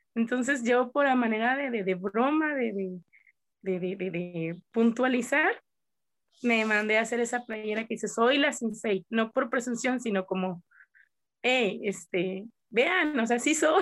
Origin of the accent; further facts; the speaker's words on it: Coahuila, Mexico; nosotros somos de Coahuila, que está a cierta altura a nivel del mar